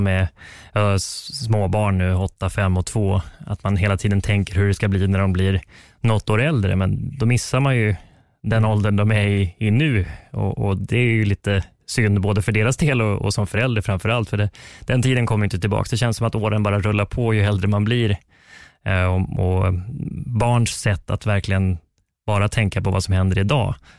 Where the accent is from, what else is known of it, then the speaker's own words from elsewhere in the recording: Västerås, Västmanland, Sweden; now in Karlstad, Sweden; tennisplanerna hemma i Västerås